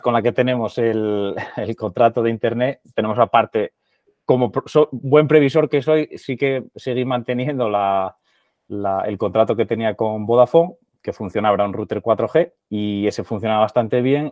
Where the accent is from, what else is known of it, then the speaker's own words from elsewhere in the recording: Murias, Asturias, Spain; moved away as an adult; also born or lived in Netherlands / London; trabajando desde, desde mi pueblo, o sea, desde, desde de Murias